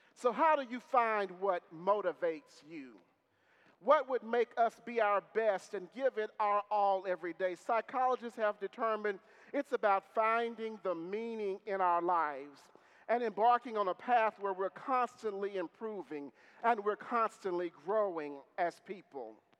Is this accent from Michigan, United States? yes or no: no; Marshall, Texas, United States; my mother is a lifelong Methodist and lifelong member of the church I grew up in in Marshall, Texas